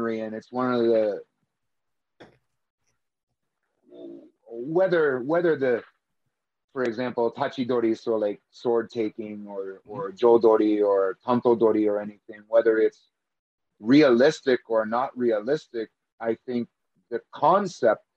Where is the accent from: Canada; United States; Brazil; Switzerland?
Canada; I'm from Canada